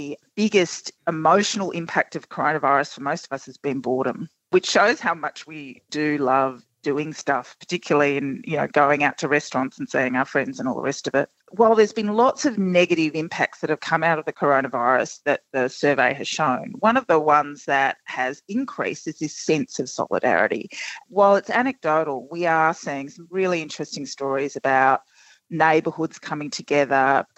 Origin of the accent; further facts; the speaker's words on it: Australia; So we have these kinds of, we imagine what being Australian is, and then we are actually something else.